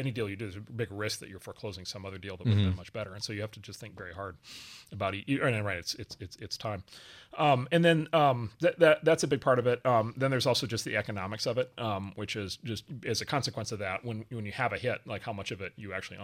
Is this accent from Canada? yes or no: no; Wisconsin, United States; spend a day on a farm not far from where I grew up in Wisconsin and learn how to milk cows